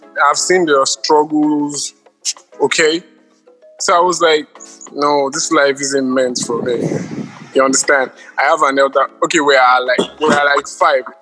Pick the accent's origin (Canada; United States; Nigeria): Nigeria; I'm a Nigerian.